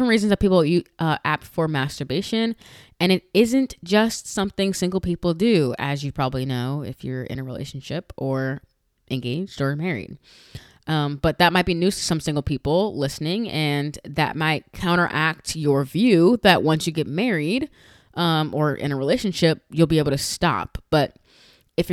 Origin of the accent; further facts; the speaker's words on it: New York, United States; now in Florida, United States; I'm from Florida. I'm originally from New York, but I've been in Florida for a long time.